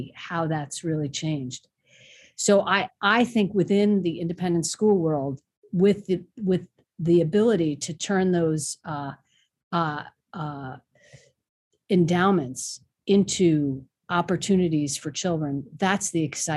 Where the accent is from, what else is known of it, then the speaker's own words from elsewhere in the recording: New York City, New York, United States; I grew up in New York City in the Bronx